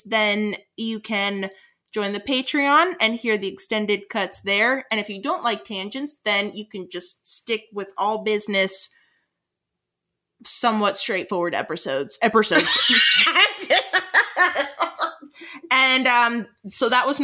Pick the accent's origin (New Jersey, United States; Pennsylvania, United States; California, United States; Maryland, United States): New Jersey, United States; Bergen County; I'm from Bergen County